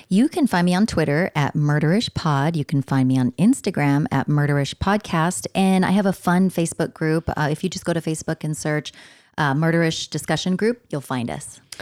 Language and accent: English; San Diego area, California, United States; these places are in my hometown already